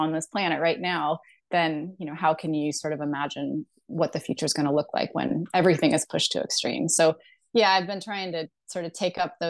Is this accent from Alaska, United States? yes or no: yes; Alaska, United States; I grew up in Alaska